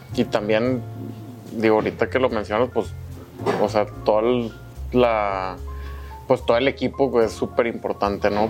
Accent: Monterrey, Nuevo León, Mexico; Aquí soy, soy regio

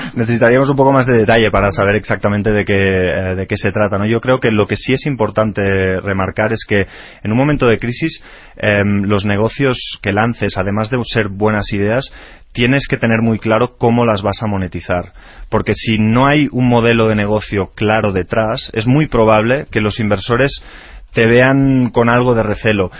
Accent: Spain; now in Mexico; nosotros que venimos de España

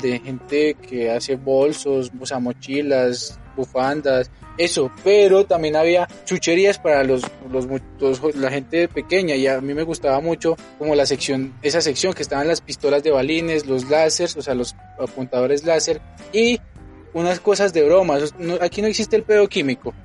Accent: Colombia; born or raised there; now in Mexico

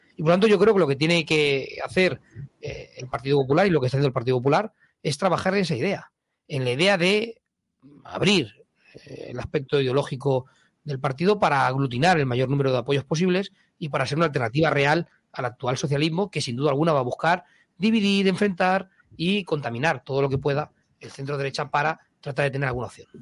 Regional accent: Castilla-La Mancha, Spain

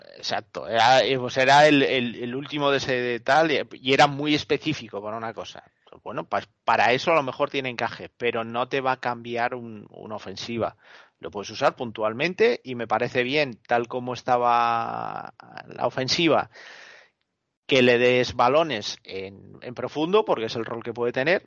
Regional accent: Asturias, Spain; En mi tierra decimos que cuando la gocha no está para ello, da igual que le rimes la panoya

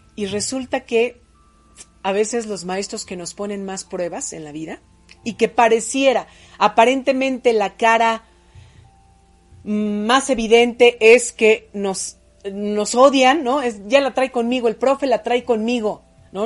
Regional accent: Puebla, Mexico; also born or lived in State of Mexico; La maestra Chuchita fue mi maestra cuando llegué a la ciudad de Puebla, yo nací en el Estado de México, cuando llegamos a la ciudad de Puebla, yo tenía seis años

